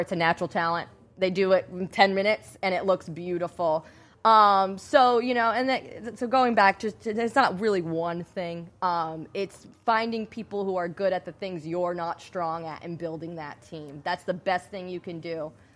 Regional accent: Rhode Island, United States; now in Florida, United States; I'm originally from Rhode Island

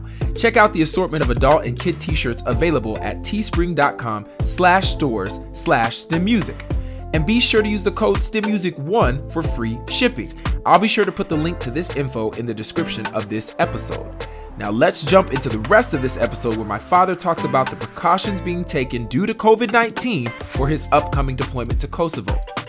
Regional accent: Kaiserslautern, Rhineland-Palatinate, Germany; born there; I was born in Germany, Kaiserslautern, Germany, to be exact.

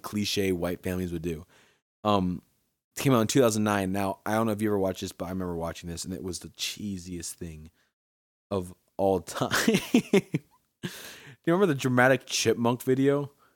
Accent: Milford, United States; moved away; growing up in Milford when I used to live there

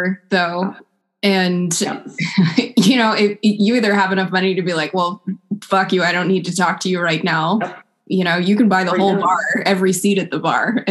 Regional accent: West Coast, United States; now in East Coast, United States; I grew up on the West Coast, which is very different from out here. Now that I live out on the East Coast

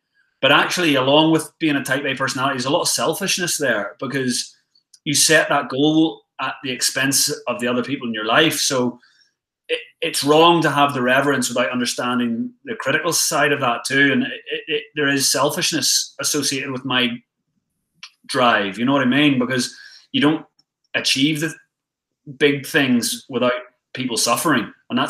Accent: Ireland; Well, also, I'm Irish, mate, as well. So we've got a history of being travellers as a nation.

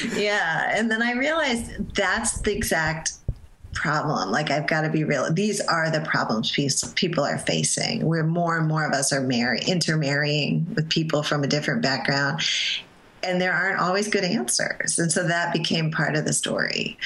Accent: Connecticut, United States; I was growing up in Connecticut and I lived in a very um, Italian Catholic neighborhood.

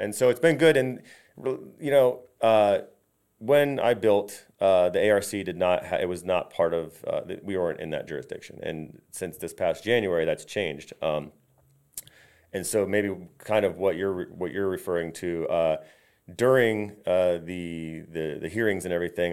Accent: Valrico, Florida, United States; I grew up in Valrico

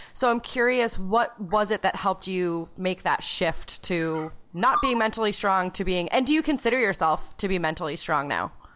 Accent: New Hampshire, United States; I was from like a teeny tiny school in New Hampshire

